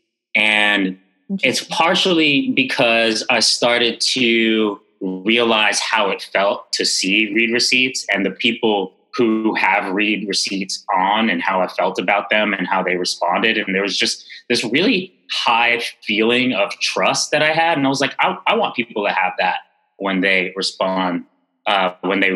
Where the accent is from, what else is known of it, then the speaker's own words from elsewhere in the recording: New York City, New York, United States; growing up in Bed-Stuy in the 80s and 90s